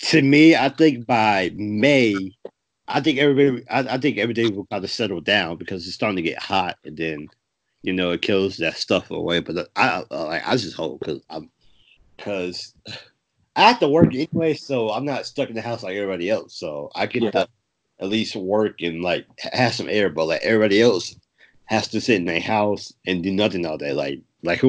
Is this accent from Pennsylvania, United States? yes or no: no; New York, United States; now in North Carolina, United States; I'm from New York, but I live in North Carolina